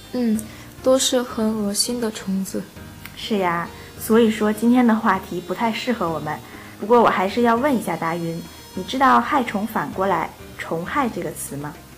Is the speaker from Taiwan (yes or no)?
no; South Korea; 我是来自韩国的